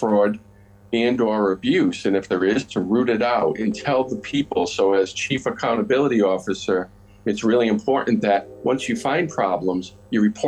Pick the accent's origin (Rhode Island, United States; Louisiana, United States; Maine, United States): Rhode Island, United States; Providence; moved away as an adult; now in Winchester, United States; I grew up in Providence